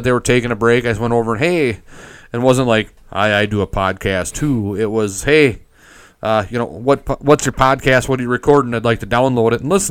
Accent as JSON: {"language": "English", "region": "Minnesota", "country": "United States", "accent": "Minnesota", "said": "my Minnesota accent"}